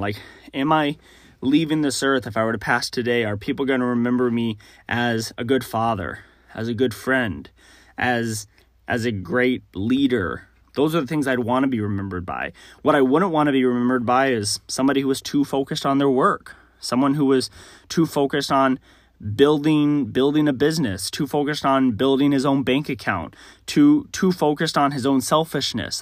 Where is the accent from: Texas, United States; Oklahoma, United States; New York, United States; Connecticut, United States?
Texas, United States; I grew up in Texas